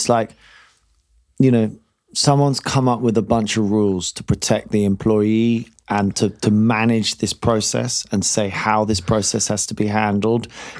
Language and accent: English; United Kingdom; I mean, they ring you up and ask you this as a British accountant.